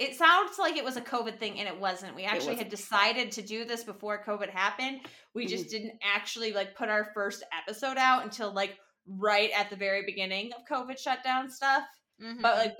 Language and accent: English; Michigan, United States; moved away; I'm from Michigan as well.